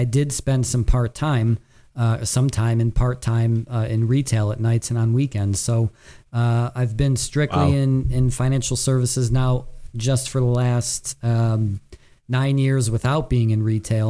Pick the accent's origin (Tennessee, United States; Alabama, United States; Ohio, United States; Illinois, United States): Ohio, United States; Cleveland; also born or lived in Hartford, Connecticut; I'm actually from Cleveland. I've lived here my whole life, minus 2 years that I lived on the East Coast in Hartford.